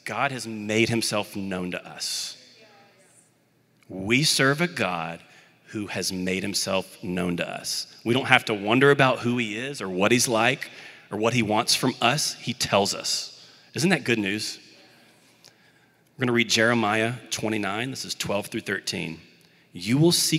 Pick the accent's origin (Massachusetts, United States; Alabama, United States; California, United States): Alabama, United States; Birmingham; I grew up in the Birmingham, Alabama area, and I played Little League Baseball